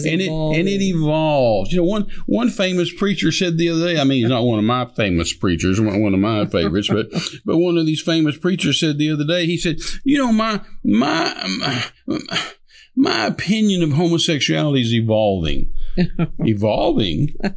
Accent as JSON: {"language": "English", "country": "United States", "said": "as an American, our post is the Constitution. As a Christian, our post is the Bible."}